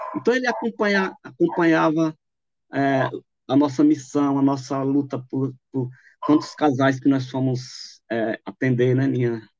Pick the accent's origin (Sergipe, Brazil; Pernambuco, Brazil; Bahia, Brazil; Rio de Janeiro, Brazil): Sergipe, Brazil; now in São Paulo, Brazil; Eu sou de Sergipe, né, sou sergipano, mas moro aqui em São Paulo desde